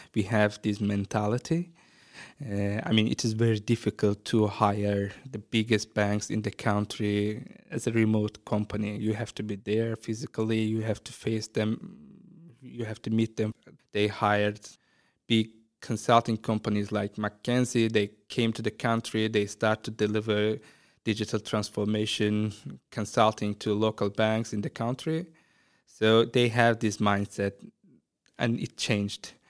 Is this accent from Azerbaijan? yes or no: yes; Azerbaijan; moved away as an adult; now in Ireland; start a creative agency in my hometown